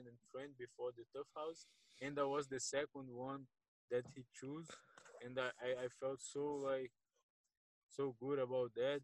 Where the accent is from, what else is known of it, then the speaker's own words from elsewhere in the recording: Brazil; also born or lived in Rio de Janeiro; After I finished high school in Brazil, I moved to Rio to train in Nova União